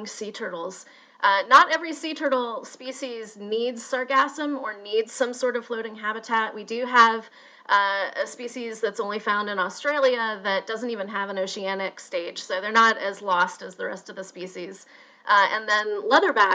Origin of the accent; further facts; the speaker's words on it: Louisville, Kentucky, United States; growing up in Louisville, Kentucky